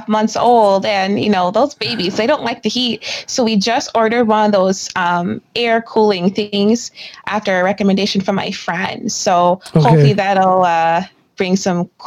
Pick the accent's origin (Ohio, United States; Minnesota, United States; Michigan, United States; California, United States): Minnesota, United States; accent: Minnesotan; moved away as an adult; now in Norway; I am from Minnesota